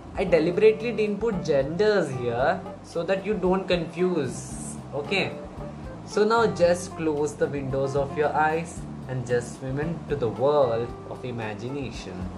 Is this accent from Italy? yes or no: no; India; I'm from India